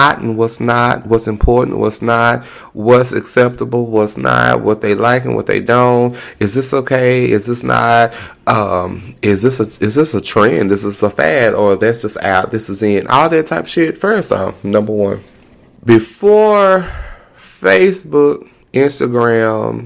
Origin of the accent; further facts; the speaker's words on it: Texas, United States; I'm very Texan